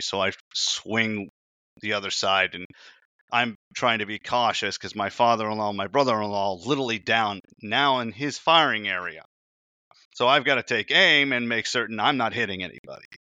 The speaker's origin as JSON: {"language": "English", "region": "Indiana", "country": "United States", "tie": "born or raised there", "said": "I was born in Indiana"}